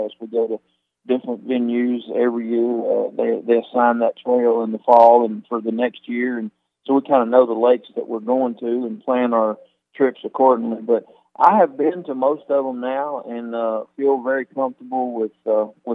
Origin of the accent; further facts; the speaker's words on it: Mississippi Delta, United States; I grew up over here in the Mississippi Delta along the Mississippi River